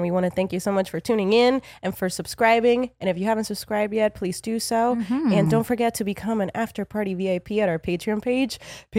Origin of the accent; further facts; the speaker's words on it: Medellin, Antioquia, Colombia; born there; Okay. So I was born in Medellin, Colombia. I'm an only child.